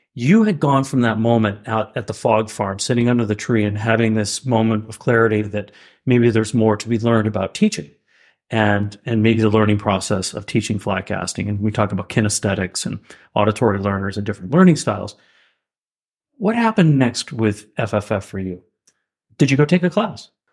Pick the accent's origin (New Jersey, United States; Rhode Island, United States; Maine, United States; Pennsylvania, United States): Maine, United States; Kennebec County; I grew up in Kennebec County, Maine